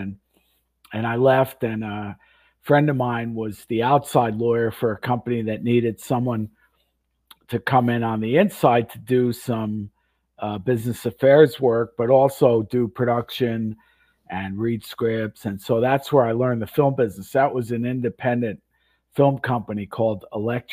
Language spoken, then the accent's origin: English; Florida, United States; moved away as an adult; also born or lived in Westbury, Long Island, New York / Boston / Vancouver / Los Angeles; I moved when I was 10 to Florida, like a lot of New Yorkers, and grew up in Florida. Went to high school in Florida